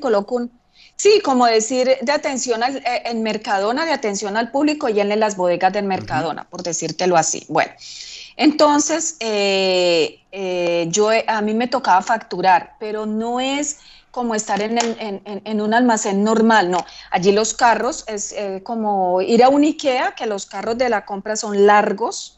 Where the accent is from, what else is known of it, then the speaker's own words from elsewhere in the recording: Colombia; moved away as an adult; also born or lived in Basque Country, Spain / Figueres, Spain / London, United Kingdom; cuando yo salí de Colombia